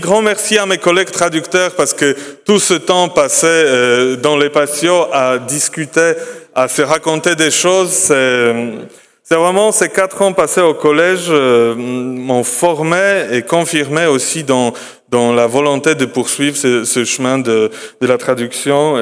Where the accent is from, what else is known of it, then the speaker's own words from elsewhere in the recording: Poland; chez nous en Pologne